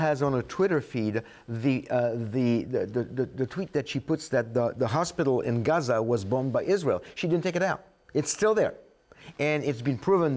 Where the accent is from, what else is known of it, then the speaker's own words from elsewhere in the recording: France; moved away as an adult; now in United States; I come from France